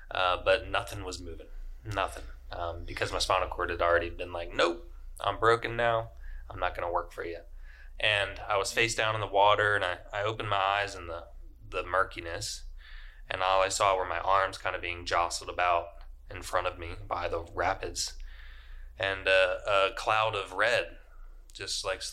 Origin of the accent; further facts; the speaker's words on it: Richmond, Virginia, United States; moved away as an adult; I'm from Richmond, Virginia. I lived there my entire life until just moving here last November in 2021